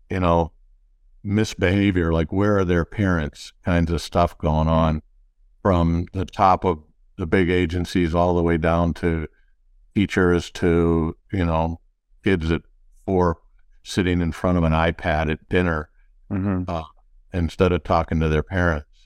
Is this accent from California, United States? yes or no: no; Detroit, Michigan, United States; I grew up in the Midwest, classic Midwesterner, uh, all kinds of cities. Uh, dad moved around a lot, eventually ended up in uh, Detroit